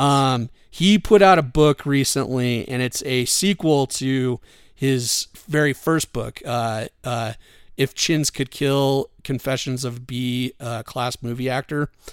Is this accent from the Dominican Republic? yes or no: no; Wyoming, United States; I grew up in Wyoming